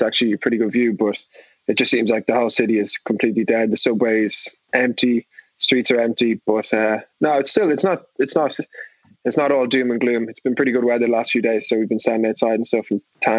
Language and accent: English; Ireland; moved away as an adult; now in New York, United States